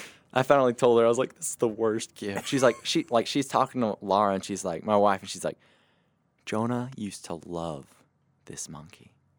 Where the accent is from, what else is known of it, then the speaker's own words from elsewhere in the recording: Mauriceville, Texas, United States; I grew up in Mauriceville, Texas